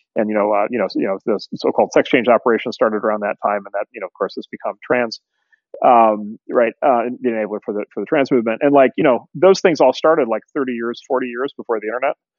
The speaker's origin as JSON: {"language": "English", "region": "Midwest", "country": "United States", "tie": "born or raised there", "said": "I grew up in the Midwest in the 70s and 80s"}